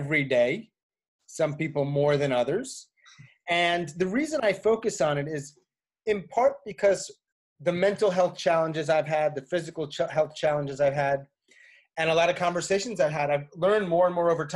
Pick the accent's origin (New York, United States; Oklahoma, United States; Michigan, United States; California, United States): New York, United States; moved away as an adult; also born or lived in Japan / Saudi Arabia / Argentina / Tanzania; now in Chapel Hill, United States; I am from New York in the suburbs, ended up living in New York City for several years.